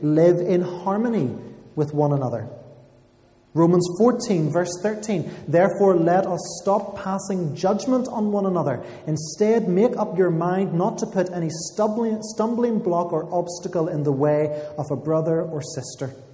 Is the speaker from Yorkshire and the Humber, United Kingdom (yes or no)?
no; Armagh, Northern Ireland, United Kingdom; moved away as an adult; now in Belfast, United Kingdom; I'm from Armagh